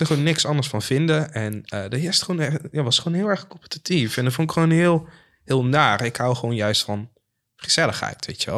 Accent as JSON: {"language": "Dutch", "town": "Maarssen", "region": "Utrecht", "country": "Netherlands", "said": "bij ons in de Phoenix Maarsen, zoals wij die noemen"}